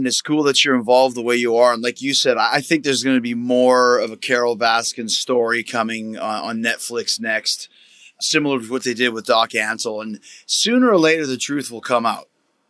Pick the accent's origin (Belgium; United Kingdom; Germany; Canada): Canada; I grew up in Canada